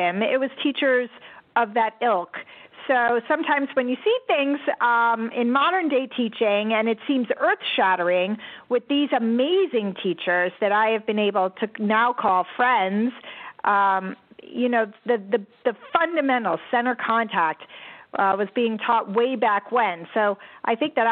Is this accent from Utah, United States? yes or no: no; Connecticut, United States; I grew up in Connecticut